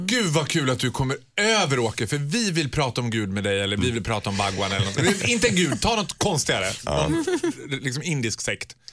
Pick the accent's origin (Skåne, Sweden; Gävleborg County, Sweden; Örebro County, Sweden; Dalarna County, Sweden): Dalarna County, Sweden; Borlänge; Jag är mm. född och uppvuxen i Borlänge